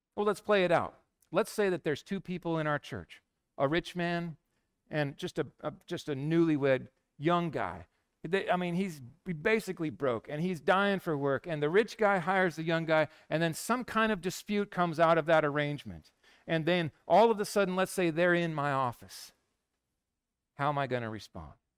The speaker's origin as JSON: {"language": "English", "town": "Yakima", "region": "Washington", "country": "United States", "tie": "born or raised there", "said": "I grew up in Yakima"}